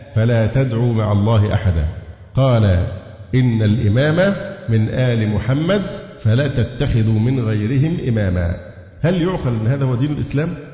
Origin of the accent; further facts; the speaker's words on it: Egypt; عندنا في مصر